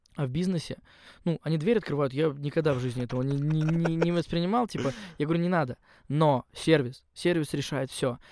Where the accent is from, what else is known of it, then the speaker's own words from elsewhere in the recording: Yugra, Khanty-Mansi Autonomous Okrug, Russia; moved away as an adult; also born or lived in Surgut; now in Moscow, Russia; я же из Югры